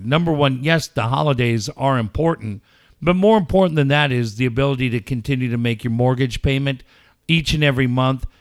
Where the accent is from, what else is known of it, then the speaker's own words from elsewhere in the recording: California, United States; also born or lived in London; I'm from California